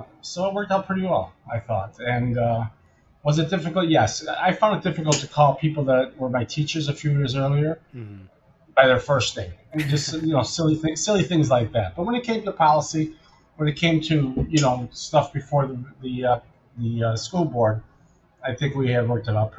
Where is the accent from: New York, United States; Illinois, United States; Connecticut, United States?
Illinois, United States; Elmwood Park; I'm from Elmwood Park, which is exactly on the city border